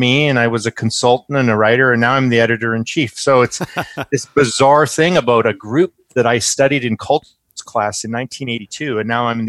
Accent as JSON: {"language": "English", "town": "Abbotsford", "region": "British Columbia", "country": "Canada"}